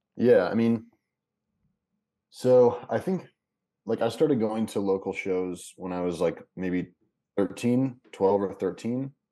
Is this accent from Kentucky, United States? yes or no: yes; Kentucky, United States; moved away as an adult; also born or lived in Lexington / Chicago; I'm from Kentucky originally